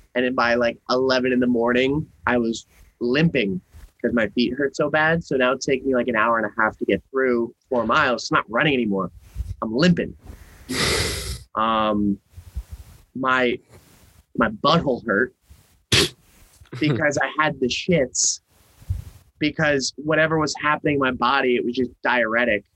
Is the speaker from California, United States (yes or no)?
no; Norwalk, Connecticut, United States; born or raised there; moved away